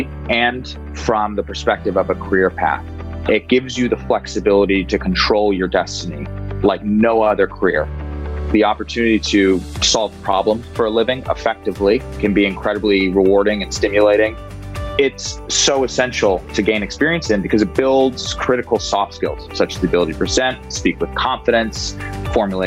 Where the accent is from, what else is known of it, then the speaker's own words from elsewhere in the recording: Walnut Creek, California, United States; my hometown of Walnut Creek, California